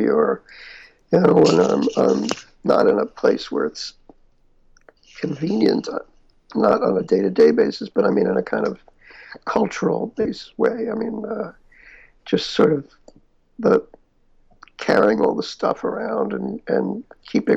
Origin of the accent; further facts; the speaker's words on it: New York City, New York, United States; I grew up in New York and Queens